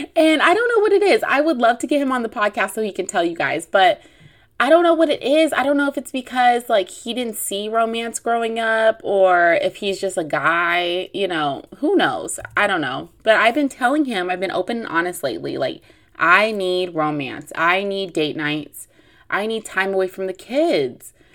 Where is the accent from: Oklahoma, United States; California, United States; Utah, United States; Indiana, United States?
California, United States; Long Beach; I am from Long Beach, which is, which is in the L A area